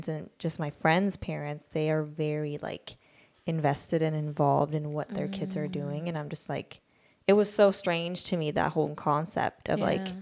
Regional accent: Sweden; now in United States; I'm from Sweden

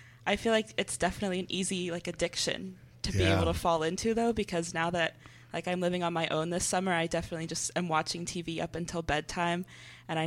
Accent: Houston, Texas, United States; born or raised there; also born or lived in San Jose, California

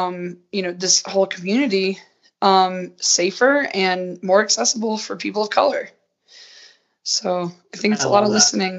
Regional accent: Southern United States, United States; now in Utah, United States; I was, like, amazed at how many white people. I was like, whoa, I'm coming from the South where Atlanta is like such a diverse hub.

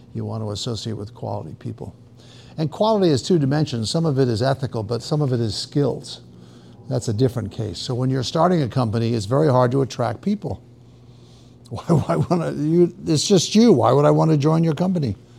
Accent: New York, United States; moved away as an adult; now in Austin, United States; I'm from New York.

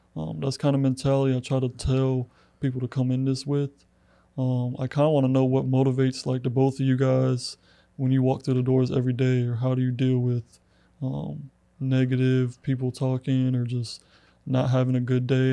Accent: Clermont, Florida, United States; moved away as an adult; now in LaGrange, United States; I'm originally from Orlando, Florida, a little town called Claremont

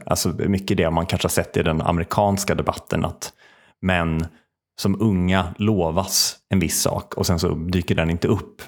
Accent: Värmland, Sweden; now in Uppsala, Sweden; jag kände mig som en Uppsalabo och typ identifiera mig som Uppsalabo. Mm. Med liksom värmländskt ursprung

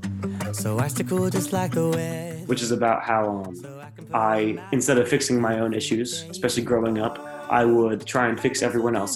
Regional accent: South Florida, United States; moved away as an adult; now in Nashville, United States; I was raised in South Florida

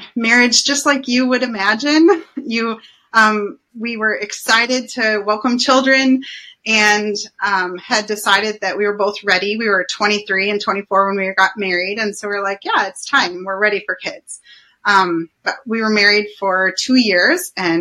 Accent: Anchorage, Alaska, United States; I grew up in Anchorage

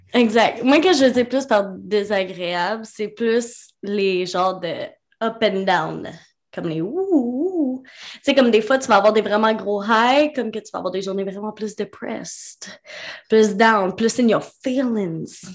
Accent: Quebec, Canada; On est québécois

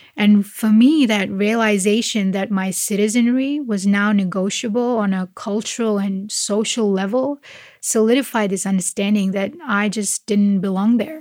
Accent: Malaysia; now in Australia

